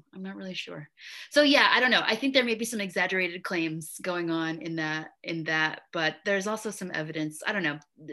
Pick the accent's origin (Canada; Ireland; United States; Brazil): United States; the South; my southernness